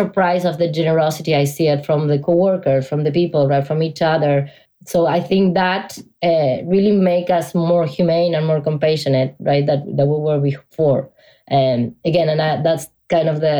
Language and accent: English; Argentina; moved away as an adult; now in United States; I'm originally from Argentina, so I've been living in the US since 2007.